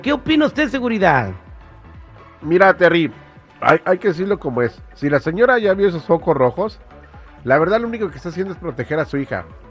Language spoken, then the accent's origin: Spanish; United States; yo nací en Estados Unidos